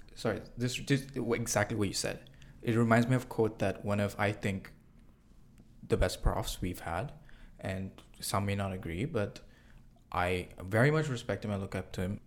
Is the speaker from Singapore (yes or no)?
yes; Singapore; moved away as an adult; I'm an international student. I came from Singapore over here, and I left my country